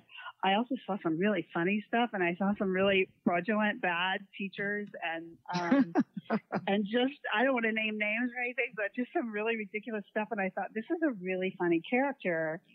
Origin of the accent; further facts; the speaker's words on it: Florida, United States; my hometown